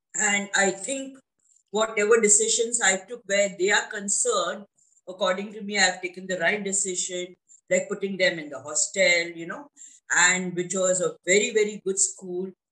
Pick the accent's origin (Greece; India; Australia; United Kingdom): India; I'm from India